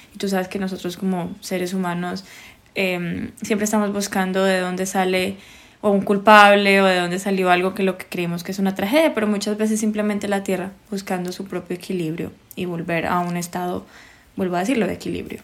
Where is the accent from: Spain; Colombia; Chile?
Colombia; las dos somos colombianas